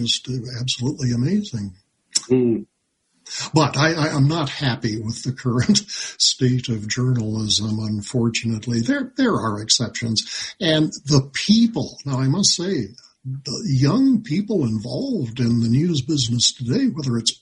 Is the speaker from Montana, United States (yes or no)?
yes; Libby, Montana, United States; I grew up in Libby, so as a high schooler